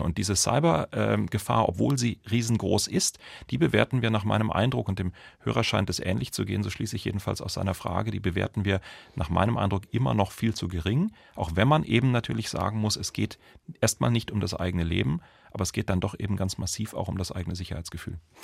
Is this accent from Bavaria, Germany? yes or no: yes; Munich, Bavaria, Germany; bei uns in München